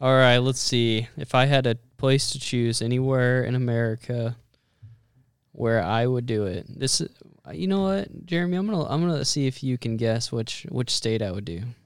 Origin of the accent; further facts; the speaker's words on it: Western Nebraska, United States; I grew up in Western Nebraska